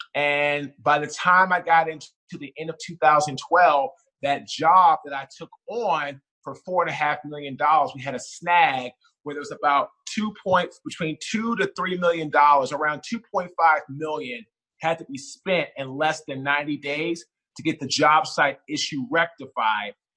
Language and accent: English; Washington, District of Columbia, United States; also born or lived in Baltimore; now in Raleigh, United States; I'm originally from Washington D.C. I currently live right now in Raleigh, North Carolina